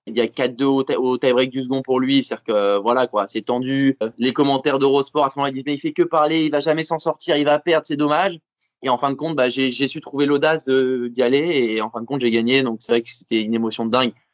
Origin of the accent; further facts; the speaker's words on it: France; je suis français, on est en France